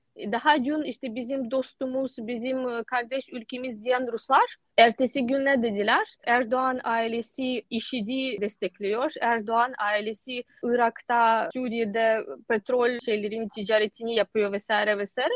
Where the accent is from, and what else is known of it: Ukraine